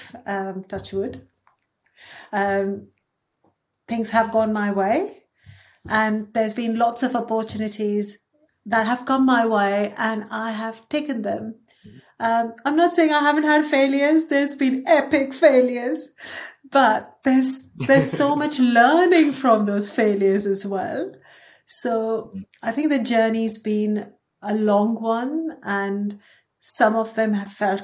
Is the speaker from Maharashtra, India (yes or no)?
yes; Mumbai, Maharashtra, India; moved away as an adult; also born or lived in Dubai; now in United Kingdom; I was born in Dubai. I grew up in Mumbai until I was 22. Then I came to the UK for my master's